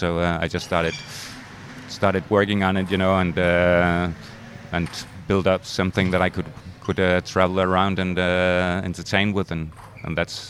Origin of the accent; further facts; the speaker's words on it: Elsinore, Capital Region of Denmark, Denmark; I'm from Elsinore, which is up the northern part of Zealand, close to Sweden, and we have a nice club up there.